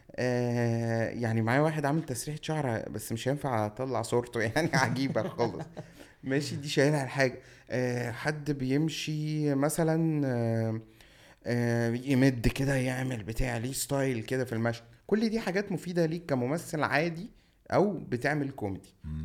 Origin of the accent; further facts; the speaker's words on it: Cairo, Cairo Governorate, Egypt; also born or lived in Shubra, Cairo; انا مطراوي